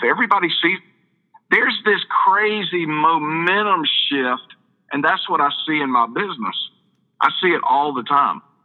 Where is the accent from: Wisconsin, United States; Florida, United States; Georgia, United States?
Georgia, United States; Perry; I'm from Perry, Georgia